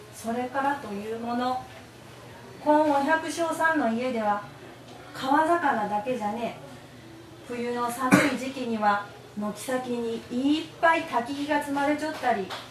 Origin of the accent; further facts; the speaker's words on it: Kunisaki, Oita, Japan; also born or lived in Beppu; 国崎生まれの国崎育ちです